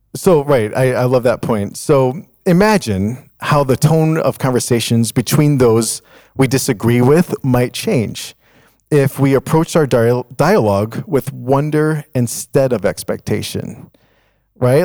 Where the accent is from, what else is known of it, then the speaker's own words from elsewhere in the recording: Chicago, Illinois, United States; when I was growing up in Chicago